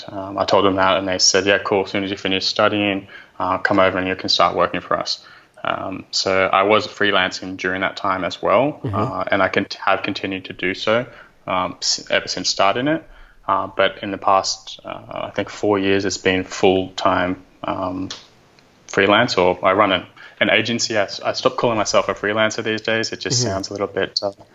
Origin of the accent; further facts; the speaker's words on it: Australia; I'm Aussie